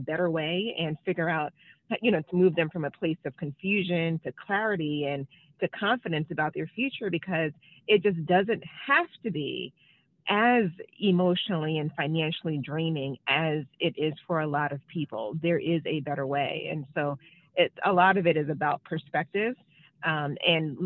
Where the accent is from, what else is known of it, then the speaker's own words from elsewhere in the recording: New York, United States; moved away as an adult; now in Washington, D.C., United States; I'm originally from New York, born and raised, but I've been in D.C. for a really long time.